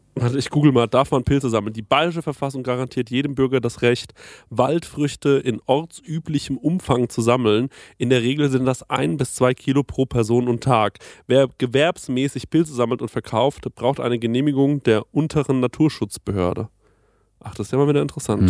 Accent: Spessart, Germany; unser Spessart

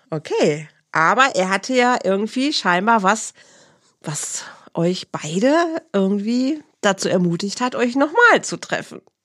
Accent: near Bielefeld and Herford, North Rhine-Westphalia, Germany; Leute aus meiner Heimat werden es kennen. Das ist in der Nähe von Bielefeld und Herford

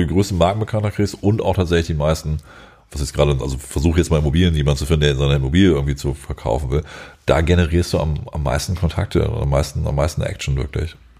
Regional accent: Germany; wir als Deutsche

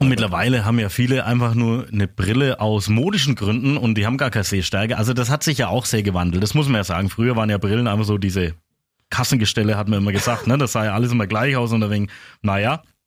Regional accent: Upper Franconia, Bavaria, Germany; bei uns in Oberfranken

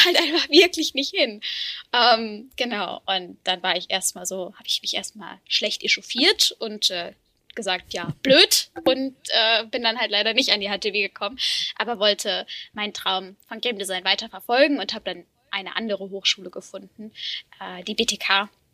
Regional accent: Freiburg im Breisgau, Baden-Württemberg, Germany; moved away as an adult; now in Berlin, Germany; ich komme ähm, aus Freiburg im Breisgau

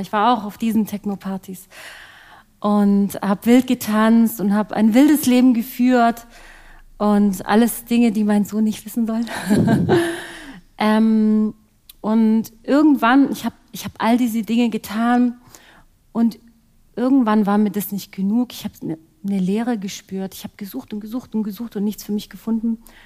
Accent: Ostfildern, Baden-Württemberg, Germany; Ich bin geboren und aufgewachsen hier in der Nähe von Stuttgart in Ostfildern

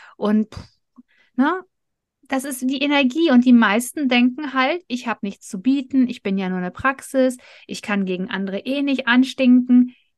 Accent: Ruhr area, North Rhine-Westphalia, Germany; wir kommen mitten aus dem Pott

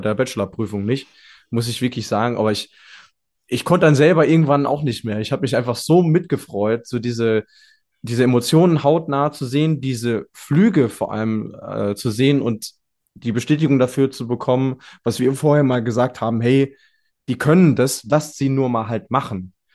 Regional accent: Germany; als Deutscher

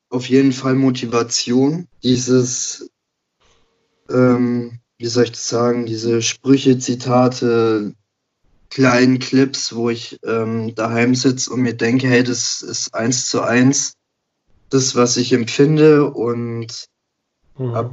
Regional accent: Baden-Württemberg, Germany; Also, ähm … komme aus der Nähe von Stuttgart, werde jetzt im März 28

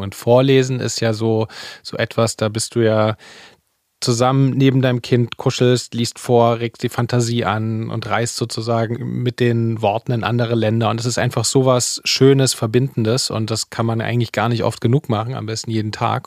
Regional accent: Leipzig, Saxony, Germany; wie ich aufgewachsen bin in Leipzig

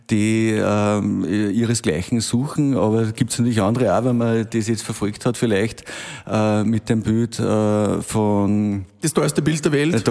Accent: Bavaria, Germany; Ich komme ja aus dem Bermuda-Dreieck dort, was äh, Technologie betrifft, also Amag, äh, dann die Wackerchemie, Gendorf.

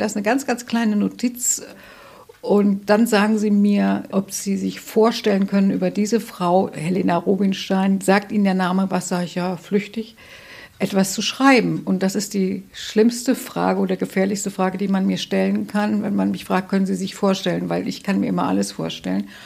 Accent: Hesse, Germany; moved away as an adult; also born or lived in North Rhine-Westphalia / Marburg / Hamburg; now in Bremen, Germany; ich bin in Nordrhein-Westfalen geboren, aber das ist auch reiner Zufall. Aber in Hessen aufgewachsen

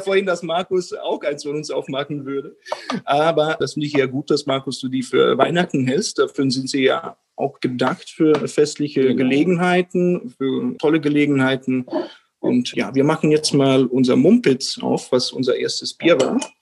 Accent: Italian-speaking Switzerland, Switzerland; moved away as an adult; now in Berlin, Germany; Ich bin gebürtiger Doppelbürger Belgien und Schweiz, bin in der italienischen Schweiz aufgewachsen und bin 2013 nach Berlin gezogen, wo ich jetzt immer noch lebe

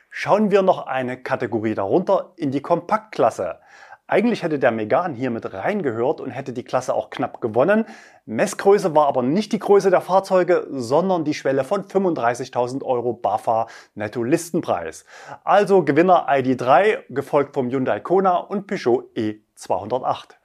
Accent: Leipzig, Saxony, Germany; In meiner Heimatstadt Leipzig

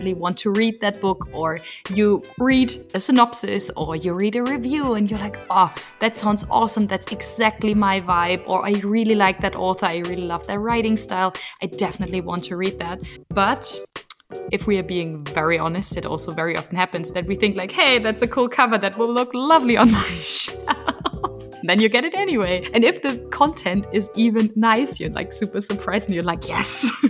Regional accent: Germany; English is a second language; English is not my mother tongue. I'm from Germany.

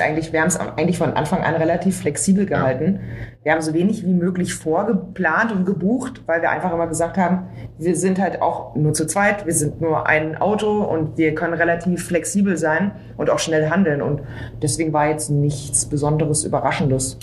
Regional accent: Berlin, Germany; ich bin ja Berlinerin

